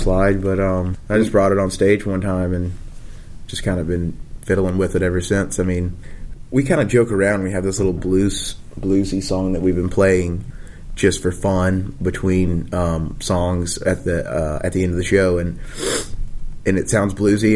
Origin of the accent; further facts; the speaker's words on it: the South, United States; we were from the South